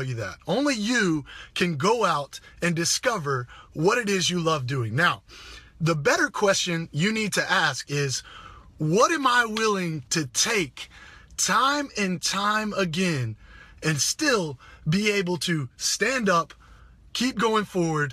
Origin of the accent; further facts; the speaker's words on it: Greenville, South Carolina, United States; moved away; I'm coming back from my hometown, Greenville, South Carolina